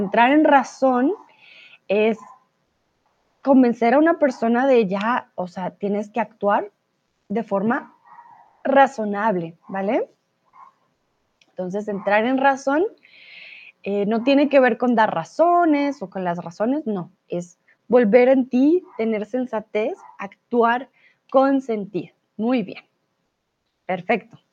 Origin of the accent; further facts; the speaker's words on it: Colombia; soy de Colombia